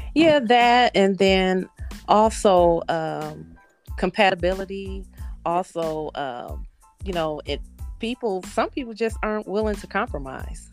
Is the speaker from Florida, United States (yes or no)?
no; Battle Creek, Michigan, United States; also born or lived in Tennessee; now in Indianapolis, United States; I am originally from Battle Creek, Michigan, I was born actually in Tennessee, but raised in Michigan.